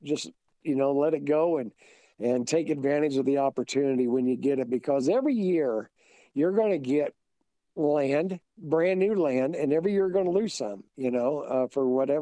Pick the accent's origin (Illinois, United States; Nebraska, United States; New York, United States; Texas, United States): Illinois, United States; Brown County; now in Kansas, United States; Where I grew up at in Brown County, Illinois, our school's called the Hornets.